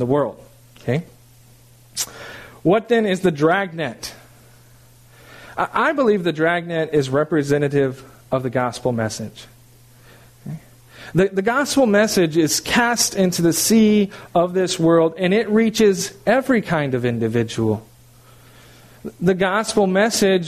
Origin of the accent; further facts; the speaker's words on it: California, United States; moved away; I'm from California